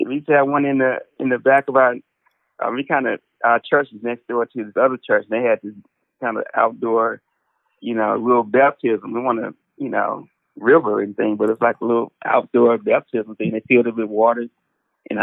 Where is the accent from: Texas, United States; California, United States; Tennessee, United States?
Tennessee, United States; Arlington; I grew up in an area called Arlington, which is right outside of Memphis.